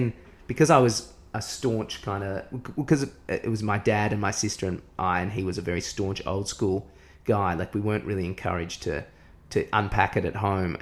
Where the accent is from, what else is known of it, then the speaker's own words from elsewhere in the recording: Williamstown, Victoria, Australia; I came from Williamstown